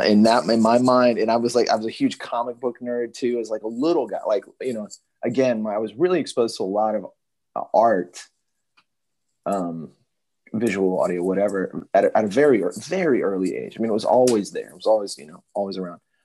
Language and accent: English; Richmond, Virginia, United States; I grew up in Richmond, Virginia